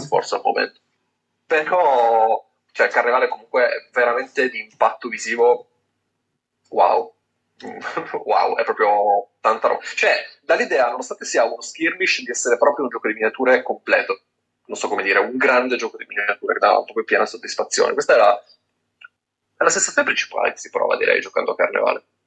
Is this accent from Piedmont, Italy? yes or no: yes; Turin, Piedmont, Italy; now in near Lainate, Italy; io vivo nei paraggi, ma sono di Torino